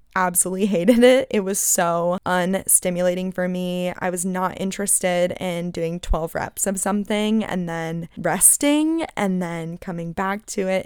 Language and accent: English; Phoenix, Arizona, United States; moved away as an adult; now in California, United States; I'm originally from Phoenix